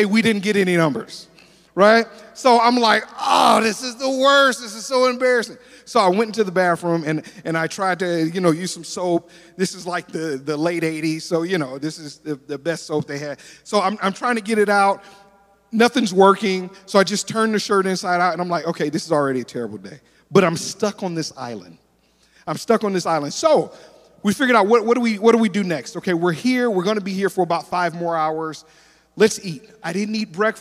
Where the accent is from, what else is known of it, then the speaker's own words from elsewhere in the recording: Detroit, Michigan, United States; now in Tulsa, United States; I'm originally from Detroit, Michigan